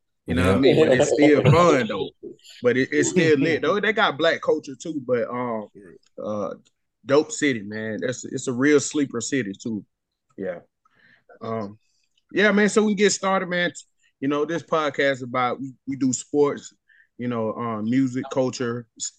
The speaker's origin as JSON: {"language": "English", "region": "Georgia", "country": "United States", "said": "I'm from Georgia and everything. Was out here in Atlanta."}